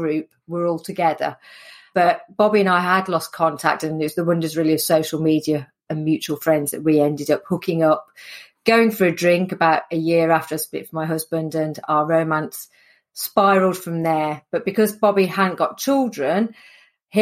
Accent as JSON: {"language": "English", "town": "Sutton Coldfield", "region": "West Midlands", "country": "United Kingdom", "tie": "born or raised there", "accent": "Midlands", "said": "I'm from the Midlands, hence the accent. So born and bred in Sutton Coldfield, which is just north of Birmingham"}